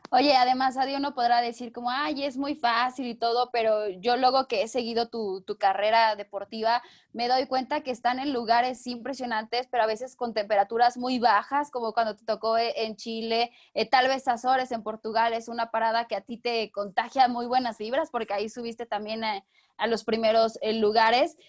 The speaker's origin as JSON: {"language": "Spanish", "country": "Mexico", "said": "soy de México"}